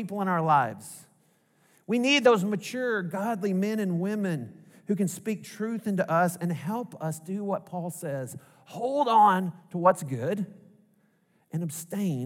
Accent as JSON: {"language": "English", "region": "Arkansas", "country": "United States", "tie": "born or raised there", "accent": "Arkansas", "said": "my heart language, my mother tongue, is Arkansas"}